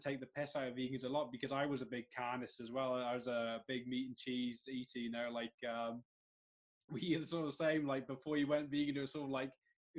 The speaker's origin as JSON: {"language": "English", "town": "Bwlch", "region": "Wales", "country": "United Kingdom", "tie": "born or raised there", "moved": "yes", "said": "I'm Welsh originally as well. I grew up in the Brecon Beacons, a little village of Bulch"}